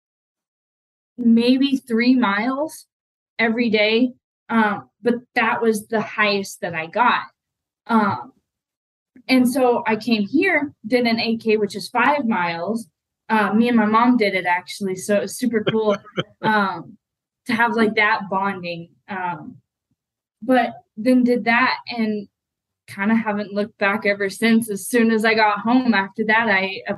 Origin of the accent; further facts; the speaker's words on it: Arizona, United States; moved away; I was born and raised in Arizona